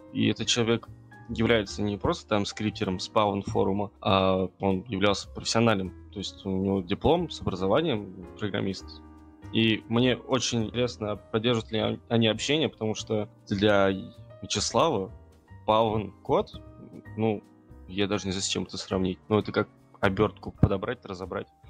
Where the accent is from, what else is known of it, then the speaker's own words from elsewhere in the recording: Tatarstan, Russia; я хоть татарин, но татарский я вообще не бельмим